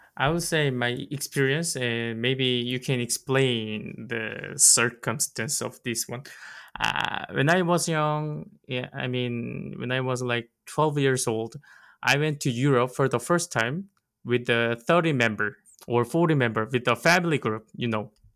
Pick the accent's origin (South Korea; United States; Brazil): South Korea; West Side, which is nearby my hometown